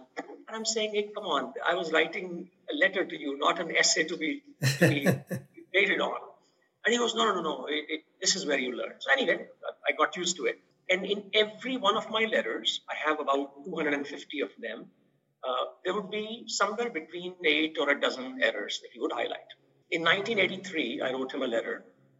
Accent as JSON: {"language": "English", "country": "India", "tie": "born or raised there", "moved": "as an adult", "said": "I grew up in India."}